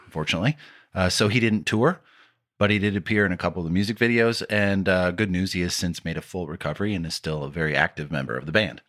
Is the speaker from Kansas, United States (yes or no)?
no; Detroit, Michigan, United States; growing up in the Metro Detroit area